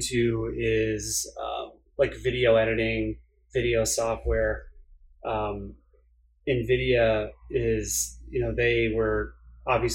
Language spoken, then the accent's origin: English; New England, United States; I grew up in New England.